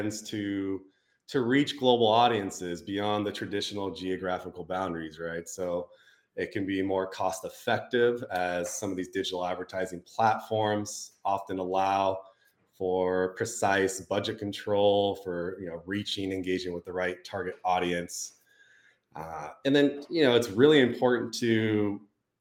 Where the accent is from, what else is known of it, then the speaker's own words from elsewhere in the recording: Santa Rosa, California, United States; Santa Rosa, my hometown